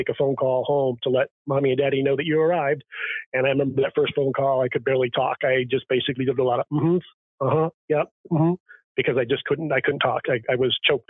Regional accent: New Hampshire, United States; I'm a New Hampshire boy. I grew up in the New England area, grew up in snow

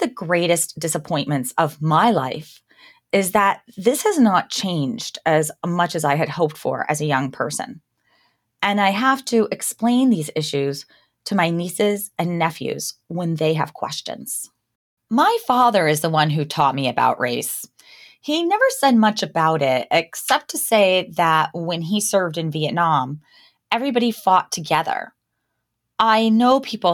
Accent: Down East Maine, United States; also born or lived in New York City; I was born in New York City, but I grew up in Down East Maine.

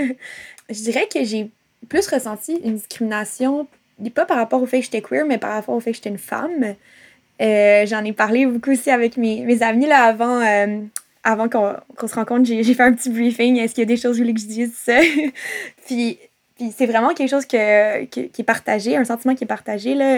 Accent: Montreal, Quebec, Canada; also born or lived in Gaspésie; now in Lennoxville, Canada; En ce moment, j'habite à Sherbrooke, euh, à Lennoxville, mais je suis née à Montréal, euh, même si je m'identifie plus comme gaspésienne parce que ça fait quelques années que je vis en Gaspésie.

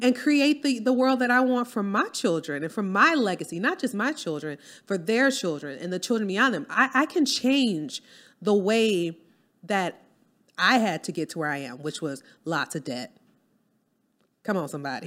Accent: New Orleans, Louisiana, United States; moved away; I'm from New Orleans

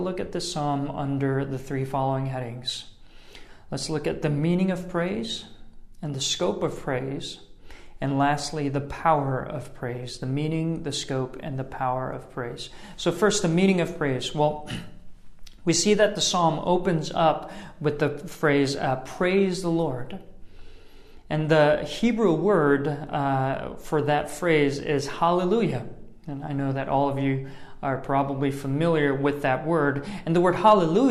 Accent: New York City, New York, United States; I'm from New York City

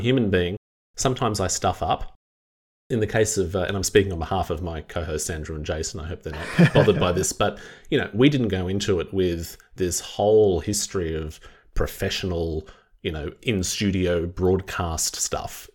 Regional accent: Wollongong, New South Wales, Australia; my hometown of Wollongong

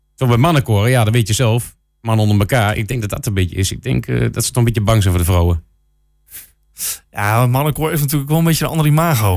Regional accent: Enschede, Overijssel, Netherlands; Ik kom zo uit Enschede

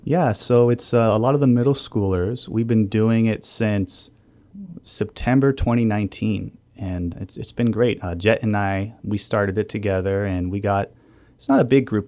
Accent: New Hampshire, United States; moved away; I'm from New Hampshire

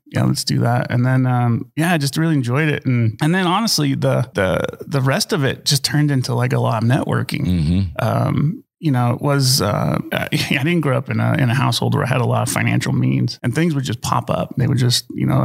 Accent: Colorado, United States; I grew up in Colorado.

